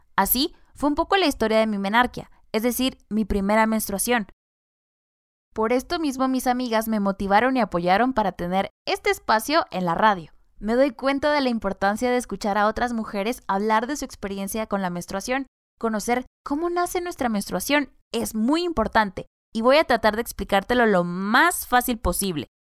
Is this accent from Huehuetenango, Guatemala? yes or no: yes; San Mateo Ixtatán, Huehuetenango, Guatemala; first language Chuj; Spanish is a second language; originaria de San Mateo Ixtatán, Huehuetenango. Soy mayablante chug.